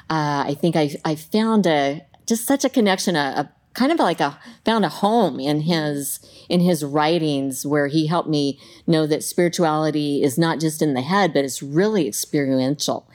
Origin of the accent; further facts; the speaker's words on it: Southeast Colorado, United States; now in Clackamas, United States; I grew up in Southeast Colorado on a farm